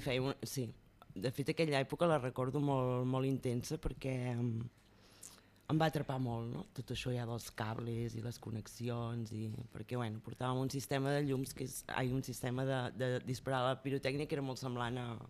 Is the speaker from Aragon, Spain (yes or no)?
no; Olot, Catalonia, Spain; Jo sóc d'Olot i allà pues, vaig començar també a fer els pastorets, amb, amb la gent del barri fèiem obres de teatre